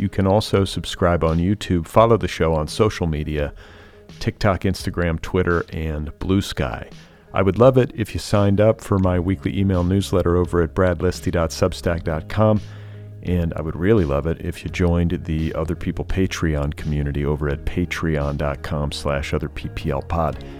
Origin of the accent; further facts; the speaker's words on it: Midwest, United States; also born or lived in Indiana; as a Midwesterner, because I was raised in the Midwest